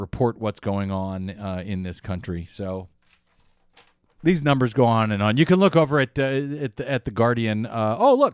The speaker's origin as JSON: {"language": "English", "region": "Missouri", "country": "United States", "said": "now I'm from Missouri"}